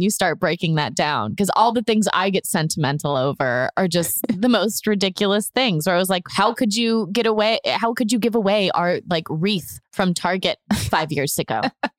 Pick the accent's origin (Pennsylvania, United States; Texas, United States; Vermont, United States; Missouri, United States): Texas, United States; Houston; born there; also born or lived in Atlanta / Memphis / Orlando; I grew up moving a lot, too. I was born in Houston. We lived in Atlanta. We lived in Memphis, Tennessee. We settled in Orlando.